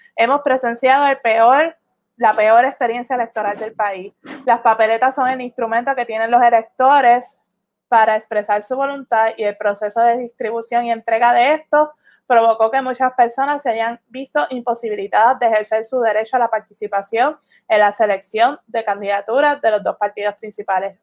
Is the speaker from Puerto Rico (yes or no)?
yes; Puerto Rico; La ciudadanía que tenemos los, puertorriqueños